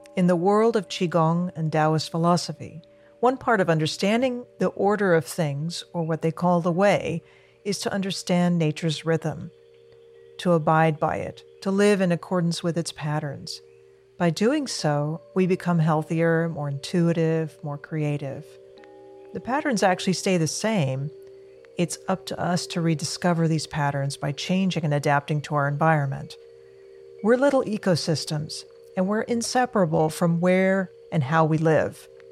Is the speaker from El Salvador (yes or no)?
no; Argentina; now in United States; I'm an immigrant from Argentina, and I've been a U S citizen for many years